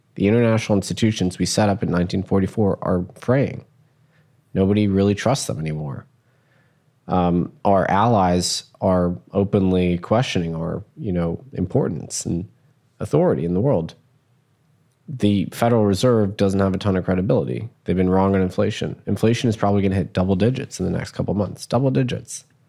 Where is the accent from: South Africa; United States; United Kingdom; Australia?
United States; as an American